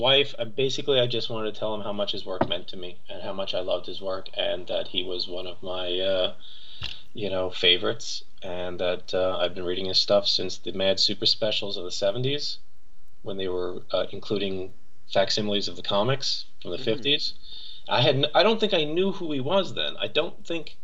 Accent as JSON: {"language": "English", "region": "New York", "country": "United States", "tie": "born or raised there", "also_born_or_lived": "Monticello, New York", "said": "I'm from New York and grew up in New York."}